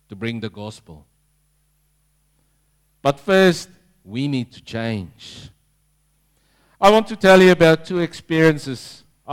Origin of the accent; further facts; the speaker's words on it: South Africa; moved away as an adult; now in Langwarrin, Australia; That's my kind of people, being South African